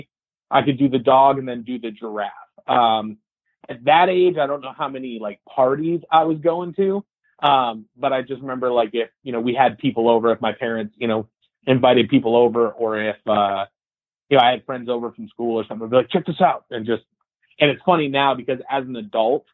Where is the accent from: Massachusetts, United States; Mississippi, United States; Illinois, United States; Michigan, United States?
Michigan, United States; Canton; born or raised there; moved away as an adult; also born or lived in Pontiac, Michigan / Madison Heights, Michigan; now in Nashville, United States